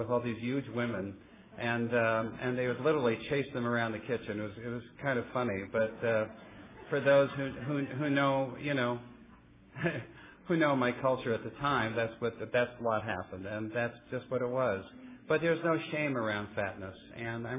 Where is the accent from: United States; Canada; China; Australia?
United States; Oakland, California; also born or lived in Santa Monica, California / San Leandro, California; I was actually born in Santa Monica, California, raised in the East Bay, Oakland, and San Leandro